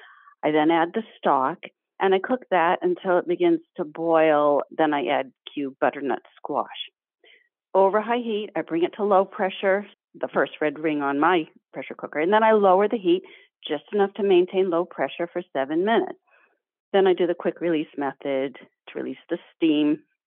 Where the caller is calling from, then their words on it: Wamsutta, Massachusetts, United States; Wamsutt, Mass.